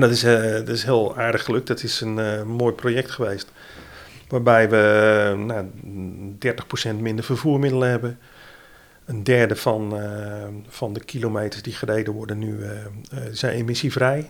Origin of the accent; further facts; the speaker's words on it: Middelburg, Zeeland, Netherlands; also born or lived in Vlissingen; ik ben Zeeuw. Ik kom uit, eh, eh, uit Zeeland, geboren in Middelburg.